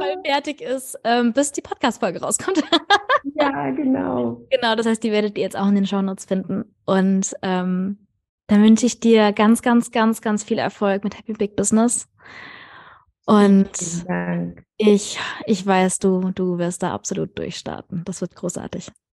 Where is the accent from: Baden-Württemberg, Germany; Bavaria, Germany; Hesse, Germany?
Hesse, Germany; near Frankfurt; ich komme tatsächlich auch aus der Nähe von Frankfurt